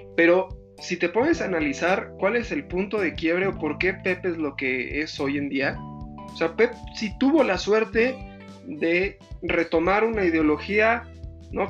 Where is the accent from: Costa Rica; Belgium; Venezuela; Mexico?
Mexico; also born or lived in Spain; como mexicano